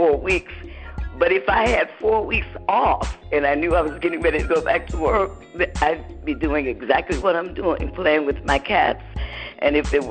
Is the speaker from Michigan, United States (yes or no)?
yes; Detroit, Michigan, United States; moved away as an adult; now in West Orange, United States; I'm in West Orange, New Jersey, but of course I'm from Detroit. I got married 15 years ago, and moved here to New Jersey.